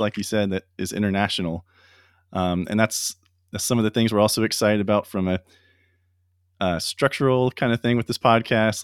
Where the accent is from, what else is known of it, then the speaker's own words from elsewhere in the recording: Ocala, Florida, United States; my hometown in Florida, in Ocala